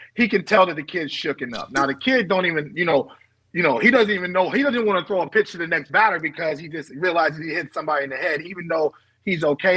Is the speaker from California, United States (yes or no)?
yes; Bay Area, California, United States; I'm from the Bay Area